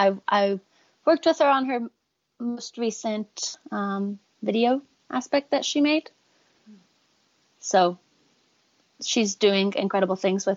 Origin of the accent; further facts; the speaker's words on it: Tennessee, United States; I'll speak, and then someone who doesn't know me will be like, wait, where are you from? And I'll be like, Tennessee.